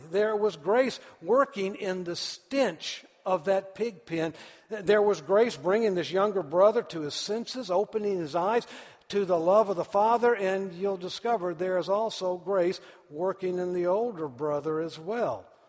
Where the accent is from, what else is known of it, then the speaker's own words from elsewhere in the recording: United States; I'm an American